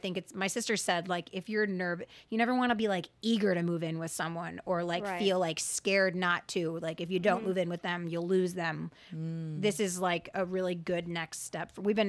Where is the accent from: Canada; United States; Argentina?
Argentina; moved away; my birth in Argentina